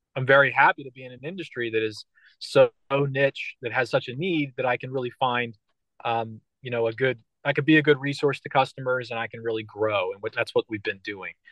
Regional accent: Philadelphia, Pennsylvania, United States; I'm from Philadelphia and Philadelphia's like hardcore.

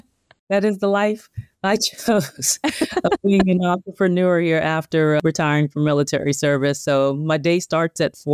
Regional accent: the South, United States; I'm from the South.

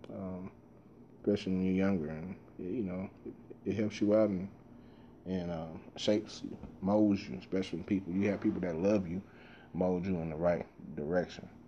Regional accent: Dallas, Texas, United States; I grew up in South Dallas

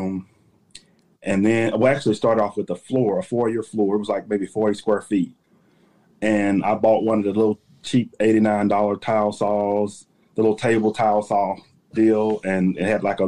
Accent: Shreveport, Louisiana, United States; I'm from Shreveport, Louisiana, born and raised in Louisiana. I'm a Southern boy.

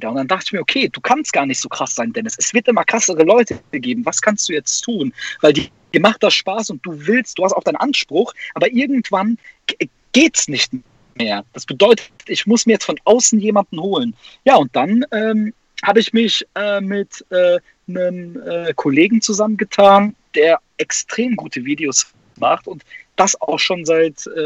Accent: Neunkirchen, North Rhine-Westphalia, Germany; in Neunkirchen, da wo ich herkomme, ländlich. Neunkirchen, Siegen, Nordrhein-Westfalen.

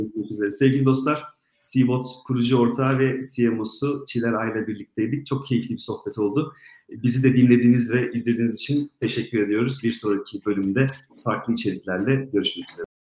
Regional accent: Southeastern Anatolia, Turkey; Ben Güneydoğuluyum.

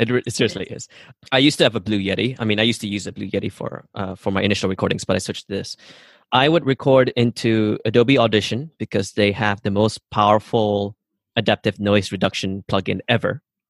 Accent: Sarawak, Malaysia; So I come from Borneo Island. We're from the Iban tribe, and I do have family in the jungle, which is like 5-6 hours drive into the forests.

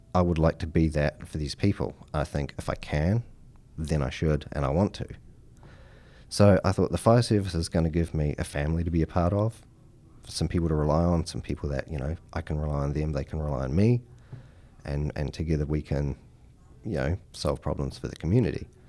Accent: New Zealand; moved away as an adult; now in Henrico County, United States; I'm from New Zealand

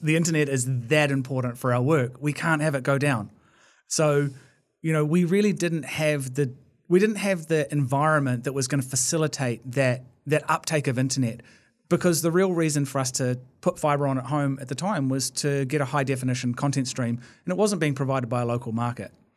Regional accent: Blenheim, Marlborough, New Zealand; I was born in Blenheim in the South Island

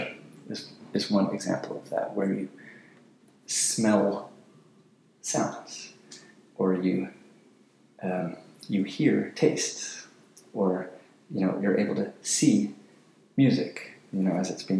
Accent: San Diego, California, United States; also born or lived in Berkeley, California / London; I grew up in San Diego, Solana Beach, California

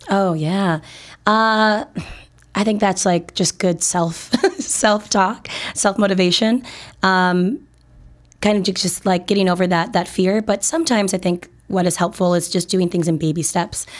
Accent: Minnesota, United States; now in Chicago, United States; I'm originally from Minnesota, uh, great, great state of Minnesota, ten thousand lakes and all

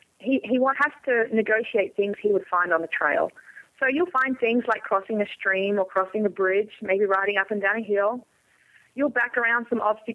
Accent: Australia; moved away; I'm coming from Australia

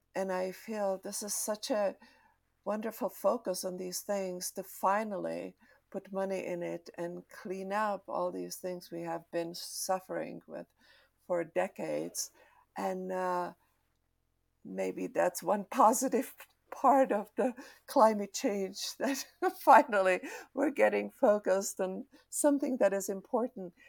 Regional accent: Czechia; I'm from Czech Republic, and I experience after '89 the pollution

